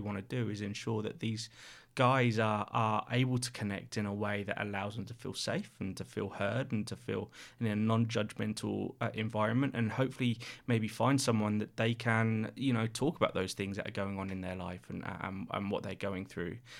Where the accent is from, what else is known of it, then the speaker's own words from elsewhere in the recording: Reading, South East England, United Kingdom; moved away as an adult; now in Sydney, Australia; I'm from the U K, a place called Reading, just outside, uh, London, in between London and, and Bristol